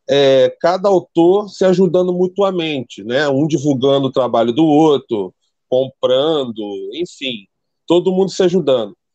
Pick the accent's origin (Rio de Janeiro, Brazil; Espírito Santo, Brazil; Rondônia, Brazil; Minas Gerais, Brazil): Rio de Janeiro, Brazil; Eu sou do Rio de Janeiro, zona oeste do Rio. Bangu, terra boa, para quem conhece aí, lugar mais quente do Rio.